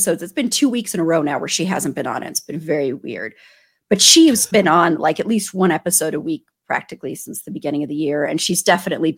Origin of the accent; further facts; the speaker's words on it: Denver, Colorado, United States; moved away as an adult; also born or lived in New Mexico; I'm from Denver.